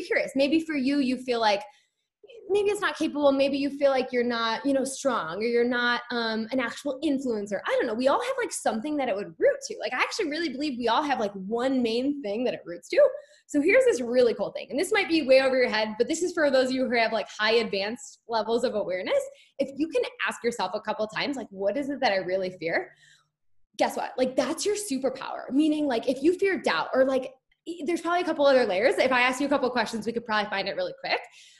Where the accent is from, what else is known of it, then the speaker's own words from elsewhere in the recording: Rochester, Michigan, United States; I'm from Rochester, but went to Avondale.